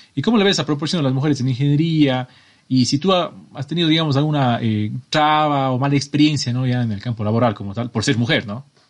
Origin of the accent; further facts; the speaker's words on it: Cuenca, Azuay, Ecuador; los dos somos de Ecuador. Eh, María Careda es de una ciudad que se llama Sogues, está a unos treinta y pico kilómetros de mi ciudad que se llama Cuenca